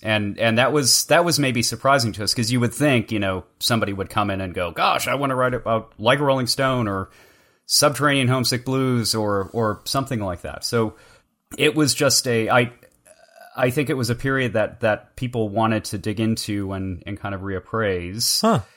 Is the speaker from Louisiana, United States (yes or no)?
no; Chicago, Illinois, United States; now in Tulsa, United States; I am also from Chicago and still have family and friends up there